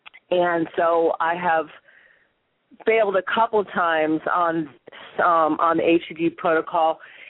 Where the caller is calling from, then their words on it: Long Beach, California, United States; I'm calling from Long Beach, California.